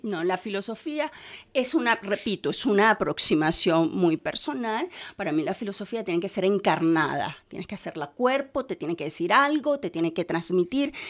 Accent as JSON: {"language": "Spanish", "town": "Caracas", "region": "Capital District", "country": "Venezuela", "moved": "yes", "said": "en Caracas, de donde soy yo, soy venezolana, en Caracas"}